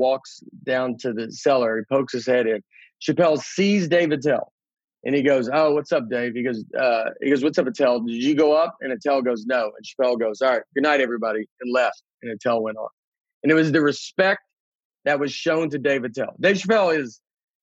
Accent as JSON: {"language": "English", "region": "the South", "country": "United States", "said": "we're both from the South"}